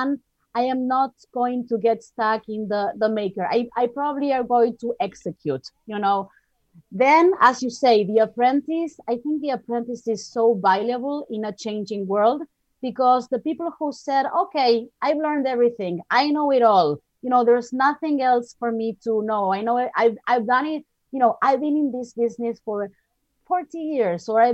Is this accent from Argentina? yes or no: yes; Argentina; moved away as an adult; I'm from Argentina originally.